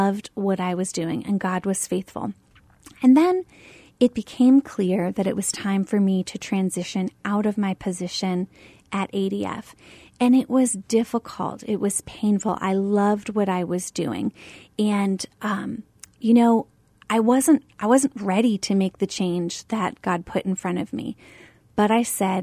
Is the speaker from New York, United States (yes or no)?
no; Pennsylvania, United States; moved away as an adult; now in Arizona, United States; I grew up in Pennsylvania